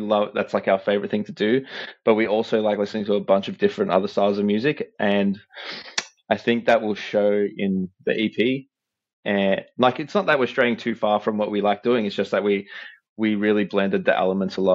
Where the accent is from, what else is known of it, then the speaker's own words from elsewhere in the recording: Australia; we're from Australia